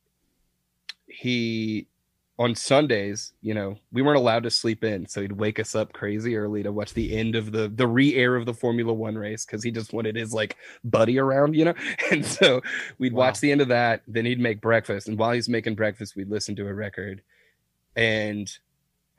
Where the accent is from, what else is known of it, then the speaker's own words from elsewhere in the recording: Deep South, United States; I'm not from Brooklyn, I'm from the deep south